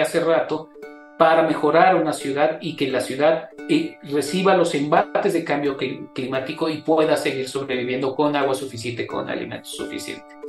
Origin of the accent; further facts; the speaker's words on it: Mexico; nuestra identidad como mexicanos